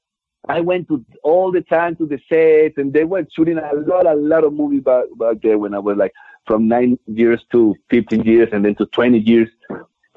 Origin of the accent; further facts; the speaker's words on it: Durango, Mexico; I was born back in Durango, Mexico